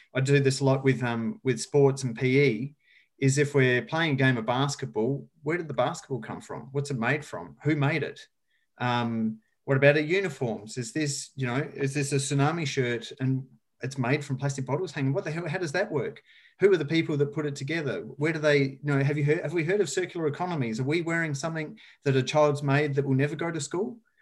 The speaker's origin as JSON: {"language": "English", "region": "rural South Australia", "country": "Australia", "tie": "born or raised there", "moved": "as an adult", "said": "I grew up in rural south australia as you can maybe tell from my beautiful accent"}